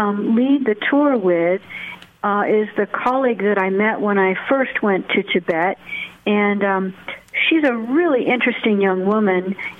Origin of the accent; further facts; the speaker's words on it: United States; for me as an American